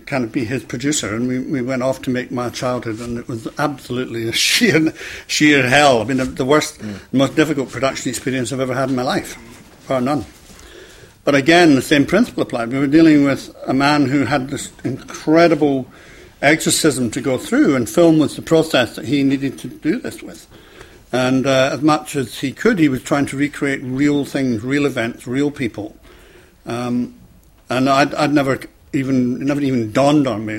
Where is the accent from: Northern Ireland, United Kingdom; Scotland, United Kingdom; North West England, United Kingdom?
Scotland, United Kingdom; moved away as an adult; also born or lived in London; I came down from Scotland